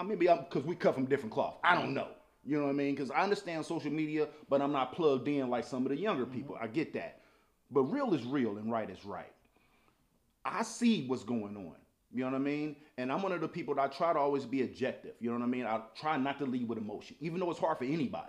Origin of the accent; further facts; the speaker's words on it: St. Louis, Missouri, United States; I'm from St. Louis